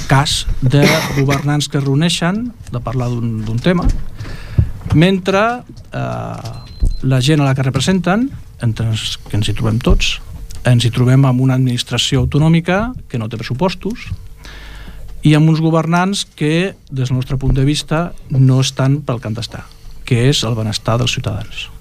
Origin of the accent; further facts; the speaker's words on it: Ripollet, Catalonia, Spain; com a ciutadans de Ripollet, com a ciutadans catalans, com a ciutadans espanyols, com a ciutadans europeus